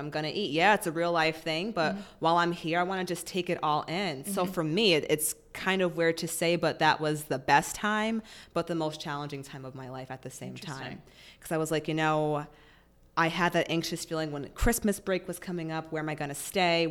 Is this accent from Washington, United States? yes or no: no; Massachusetts, United States; moved away; I'm originally from Massachusetts